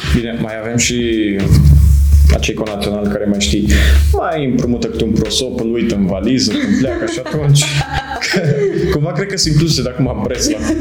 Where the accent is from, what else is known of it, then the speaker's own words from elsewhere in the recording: Moldavia, Romania; now in Cluj-Napoca, Romania; eu vin din Moldova și acolo, bine, și de la școală suntem învățați cumva să ne descurcăm noi